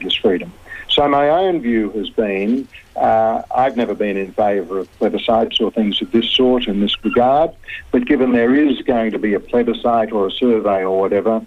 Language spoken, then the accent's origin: English; Queensland, Australia; I'm a Queenslander